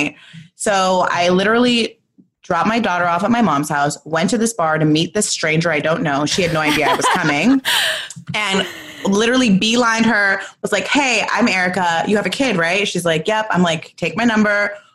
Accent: Los Angeles, California, United States; I grew up in the Valley, 818.

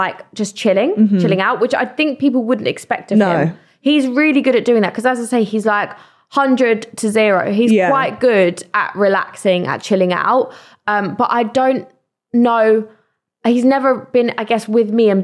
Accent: United Kingdom; as a Brit

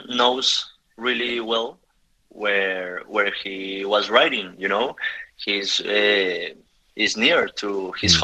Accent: Bogotá, Colombia; English is a second language; I'm from Bogota

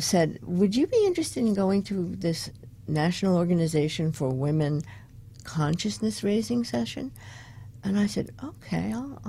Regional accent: Long Island, New York, United States; moved away; also born or lived in Brooklyn, New York; I was born in Brooklyn. You were born in Brooklyn. I grew up on Long Island.

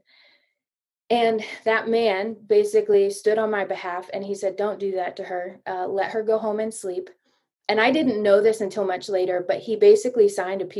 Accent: United States; moved away as an adult; also born or lived in East Africa; American Jesus following girl

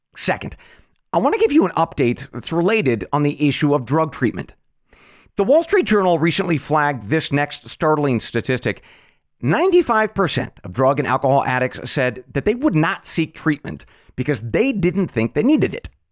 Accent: Oregon, United States; my home state of Oregon

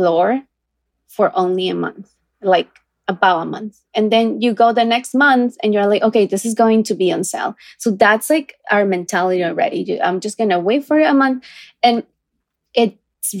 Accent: Ecuador; now in New York, United States; I come from a small town

